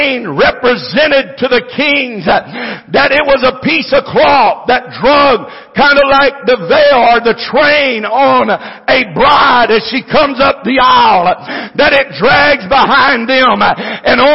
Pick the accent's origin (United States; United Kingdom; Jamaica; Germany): United States; I'm an American